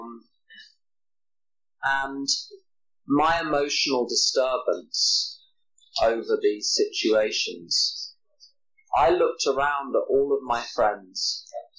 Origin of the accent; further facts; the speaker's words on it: England, United Kingdom; I'm from England